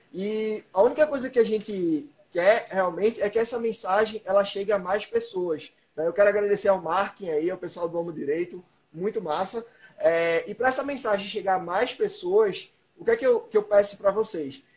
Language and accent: Portuguese; Recife, Pernambuco, Brazil; moved away; Eu sou de Recife